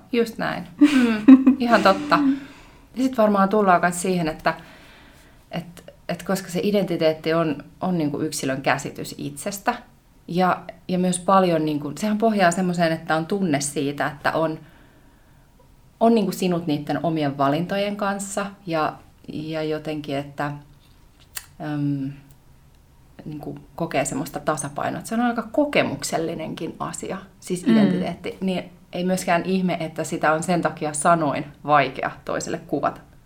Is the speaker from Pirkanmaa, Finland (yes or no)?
no; Kymenlaakso, Finland; moved away; also born or lived in Lahti, Finland / Vienna, Austria; Mä olen lahtelainen, mutta mä olen kotoisin Kymenlaaksosta, joten mä olen vahvasti myös kymenlaaksolainen.